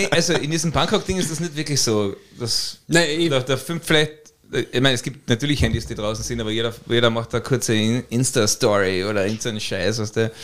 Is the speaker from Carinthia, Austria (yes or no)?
yes; Carinthia, Austria; ich bin Kärntner